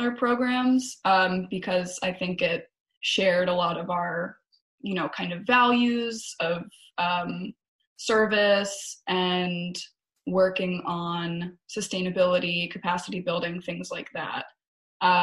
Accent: outside of Philadelphia, Pennsylvania, United States; also born or lived in Baltimore; I grew up outside of Philadelphia

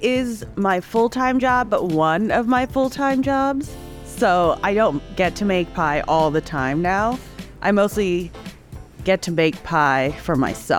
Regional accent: Indonesia; moved away as an adult; also born or lived in Singapore / Hong Kong; now in United States; I was born in Singapore and I grew up in Indonesia and Hong Kong. And then I eventually moved over to the States when I was 18 for college in Savannah, Georgia.

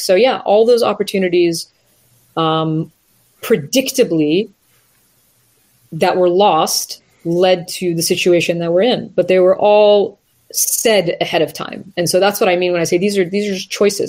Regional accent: United States; as an Iranian American, right, someone who is of Iranian heritage, but born and raised in the United States

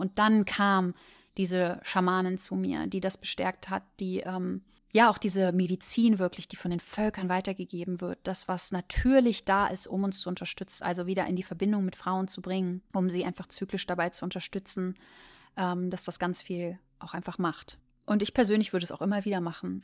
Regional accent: Germany; Ich komme aus Deutschland

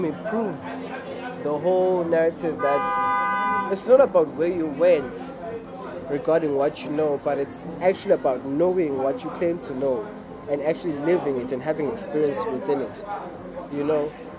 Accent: Cape Town, Western Cape, South Africa; Then I grew up here in Cape Town.

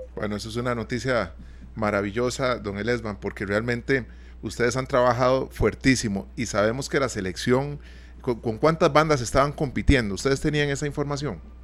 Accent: Costa Rica

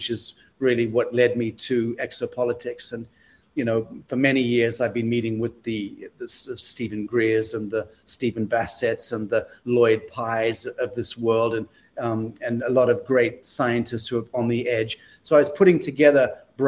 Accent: Zimbabwe; moved away as an adult; also born or lived in United Kingdom; growing up in a bush war in Africa for the first 17 years of my life

